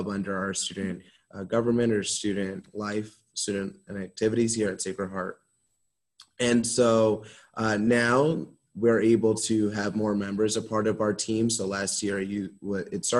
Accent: Norwalk, Connecticut, United States; I'm from Norwalk, Connecticut, so not too far away from here

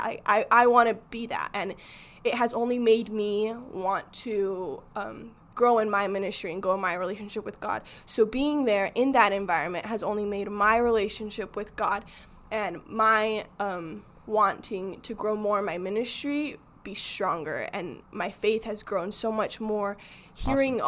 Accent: Arizona, United States; I grew up in Arizona

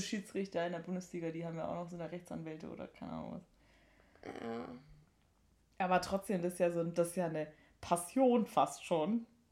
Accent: Sylt / Danish border area, Schleswig-Holstein, Germany; moved away; Ich war in der Heimat mit, äh, mit den Mädels und ähm, habe da so ein bisschen Sylt-Dänemark-Krams äh, gemacht.

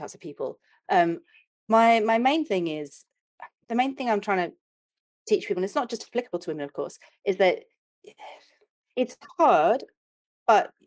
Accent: England, United Kingdom; accent: British; I'm English

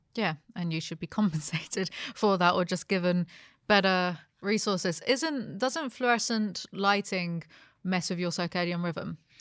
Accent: United Kingdom; I grew up being British.

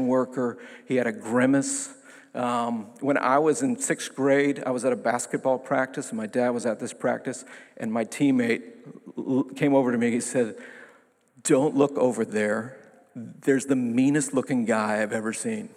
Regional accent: New York City, New York, United States; my hometown paper, the New York Times. I have a big hometown

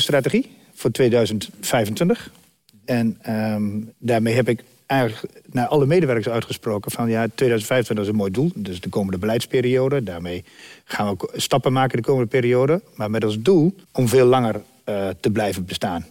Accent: Dedemsvaart, Overijssel, Netherlands; Van oorsprong komen we uit Dedersaard

